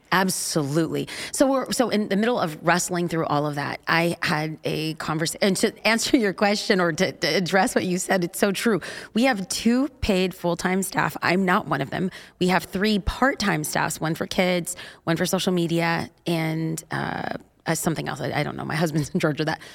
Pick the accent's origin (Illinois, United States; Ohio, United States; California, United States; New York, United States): California, United States; we're from California